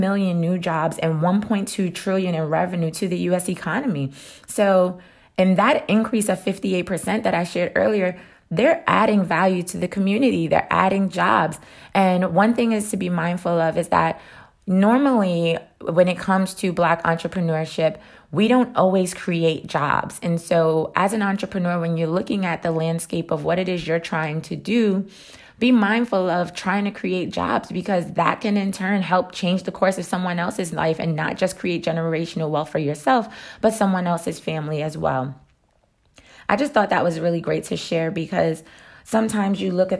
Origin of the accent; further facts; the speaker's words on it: New York, United States; I'm from New York